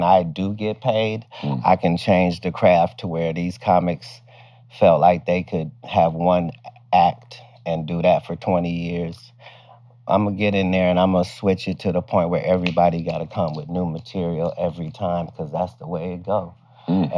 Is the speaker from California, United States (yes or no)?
no; Dayton, Ohio, United States; moved away; also born or lived in Cincinnati, Ohio / Oklahoma City / Sacramento / Oakland; I was born in Cincinnati. I was raised in Dayton